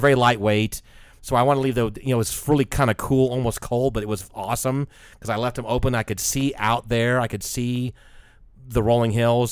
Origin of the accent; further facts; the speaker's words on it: United States; I was from the States